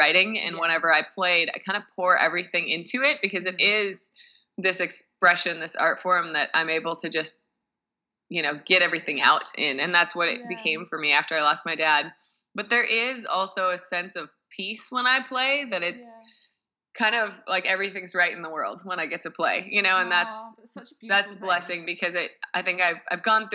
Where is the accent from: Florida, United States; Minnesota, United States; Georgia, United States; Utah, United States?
Minnesota, United States; also born or lived in Philadelphia, Pennsylvania; I grew up in Minnesota. I was born in Philadelphia